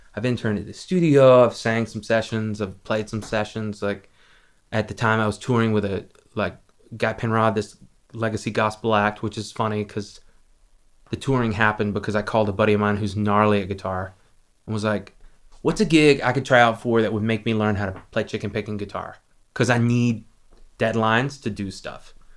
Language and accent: English; Lexington, South Carolina, United States; my hometown is a town called Lexington, South Carolina.